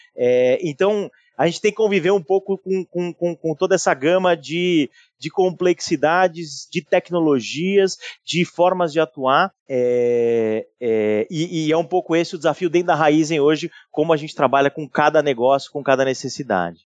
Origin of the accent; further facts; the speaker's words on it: São Paulo, Brazil; Eu sou de São Paulo